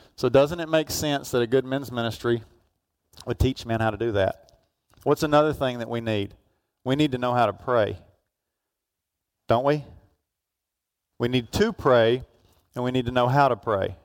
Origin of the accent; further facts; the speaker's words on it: Georgia, United States; where I grew up down in Georgia